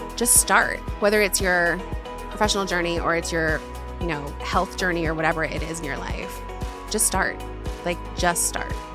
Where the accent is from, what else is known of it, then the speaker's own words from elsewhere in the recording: Florida, United States; moved away as an adult; also born or lived in Charleston, South Carolina; now in Los Angeles, United States; I was raised in Florida